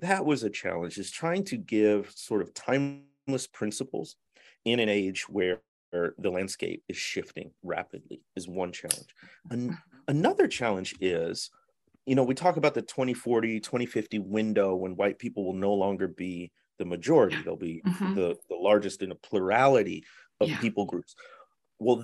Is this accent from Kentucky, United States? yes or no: no; north suburbs of Chicago, Illinois, United States; moved away; also born or lived in Mississippi Delta; I grew up in the Midwest in the north suburbs of Chicago